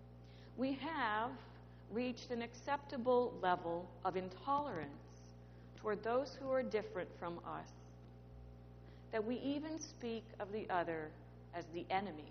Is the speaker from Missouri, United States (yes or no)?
yes; Creve Coeur, Missouri, United States; moved away; also born or lived in Manhattan, New York; I grew up in Creve Coeur, Missouri, which is just about 20 minutes away from Ferguson.